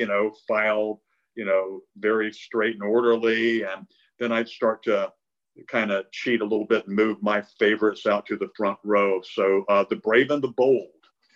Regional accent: Concord, North Carolina, United States; my first job in high school was working at a newsstand in my hometown of Concord, North Carolina

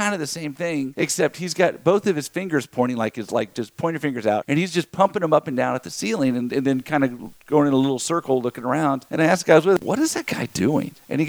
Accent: Lafayette, Louisiana, United States; now in Texas, United States; I'm from the U.S., from Texas, but originally from Louisiana. And she goes, what part? I said, Lafayette.

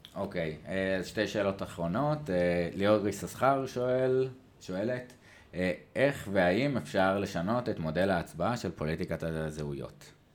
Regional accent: Israel; אנחנו כישראלים

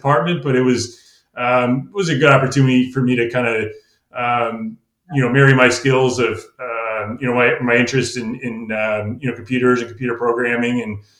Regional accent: Connecticut, United States; moved away as an adult; also born or lived in Virginia; Growing up in Connecticut

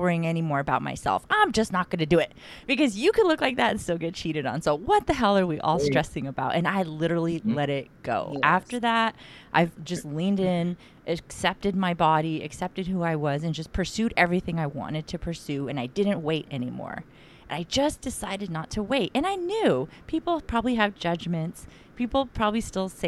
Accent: San Diego, California, United States; moved away; me growing up in San Diego for some part of my life

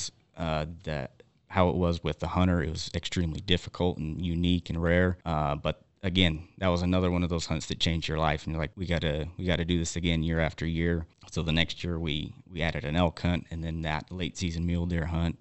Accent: Wyoming, United States; I was born and raised here in Wyoming

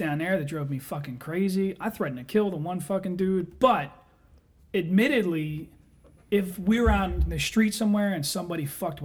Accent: Philadelphia, Pennsylvania, United States; we're all from the Philadelphia area

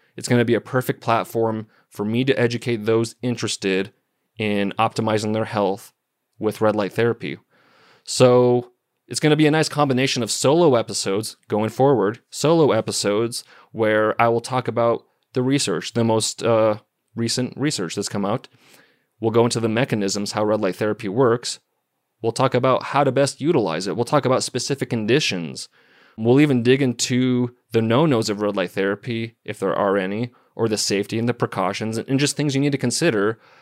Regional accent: Missoula, Montana, United States; I was born and raised in Missoula, Montana.

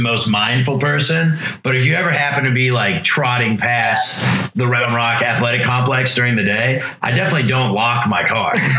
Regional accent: Canfield, Ohio, United States; now in Austin, United States; I'm from Youngstown area of Ohio originally. I'm actually from Canfield

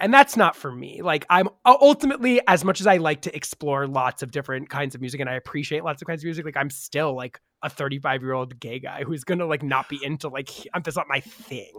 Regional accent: New York, United States; I grew up in New York

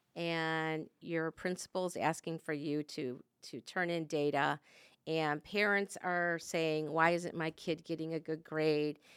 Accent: Michigan, United States; we're from Michigan

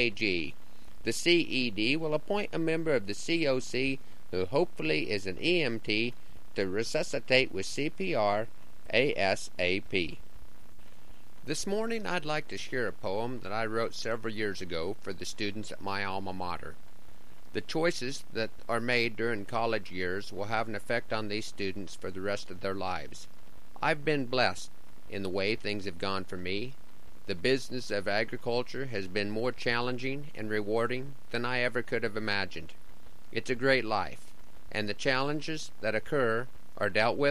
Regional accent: Broken Bow, Nebraska, United States; returning to Broken Bow

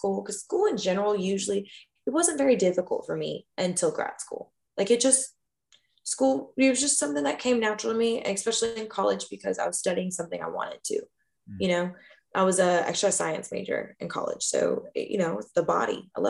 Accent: Kentucky, United States; moved away as an adult; now in Austin, United States; my hometown in Kentucky

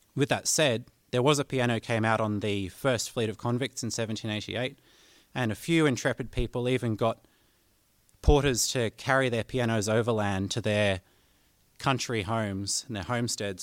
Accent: Canberra, Australian Capital Territory, Australia; accent: twang; here in my hometown of Canberra.

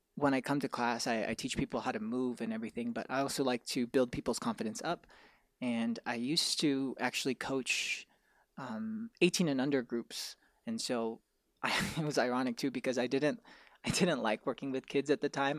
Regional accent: Irvine, California, United States; I'm from Orange County, I'm from Irvine

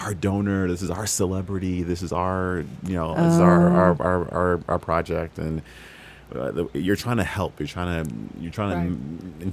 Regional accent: Chicago, Illinois, United States; moved away as an adult; also born or lived in Bay Area; now in Los Angeles, United States; I'm from Chicago

